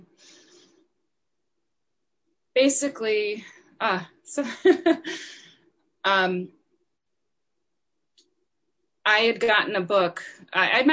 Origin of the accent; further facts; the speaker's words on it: Wisconsin, United States; I grew up in Wisconsin.